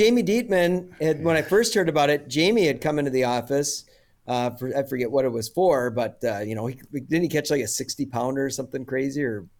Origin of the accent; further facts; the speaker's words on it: Minnesota, United States; I grew up in Minnesota too, and had done a little bit of trout fishing in Northwest Ontario growing up.